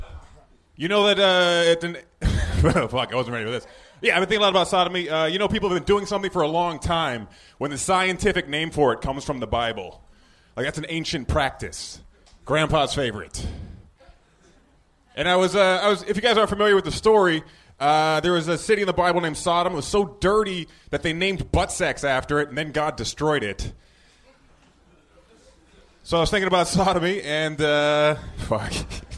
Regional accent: Connecticut, United States; From Connecticut

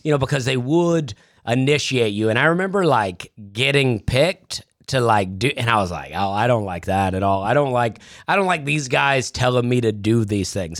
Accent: Alabama, United States; I grew up in Alabama

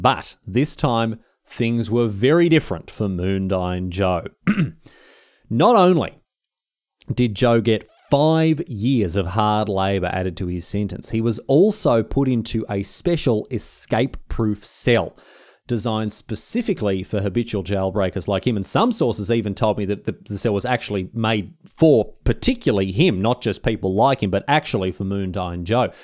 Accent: Victoria, Australia; I'm from Victoria

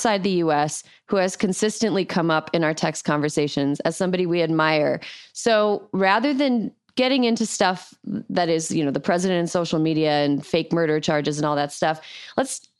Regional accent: Wisconsin, United States; moved away; my home state of Wisconsin

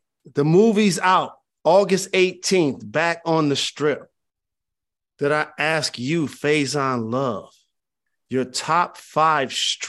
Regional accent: Bronx, New York, United States; Yes, I represent the Bronx, but I am a New Yorker.

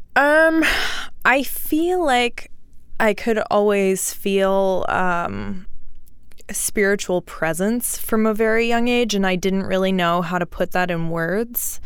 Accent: Houston, Texas, United States; I grew up in Houston. Well, like, southeast of Houston, like, swampy

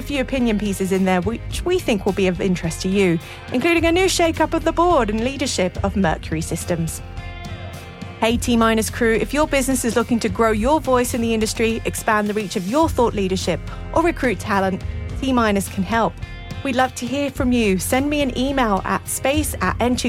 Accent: United Kingdom; accent: Mockney; now in United States; I'm from Mockney country, so I'll keep my accent a little more RP

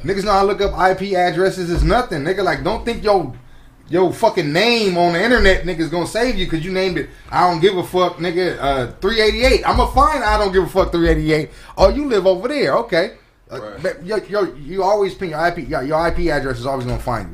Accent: Compton, California, United States; I grew up on East Side of Compton

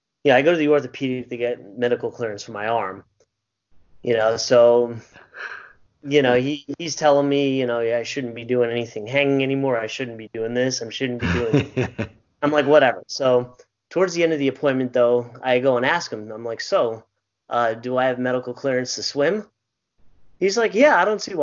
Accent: Suffolk County, Long Island, New York, United States; I'm from Suffolk County on Long Island.

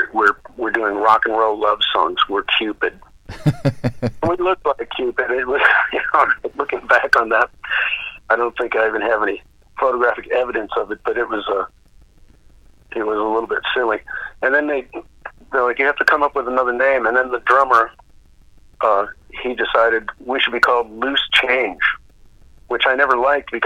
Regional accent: Duluth, Minnesota, United States; moved away; I was from Duluth, Minnesota

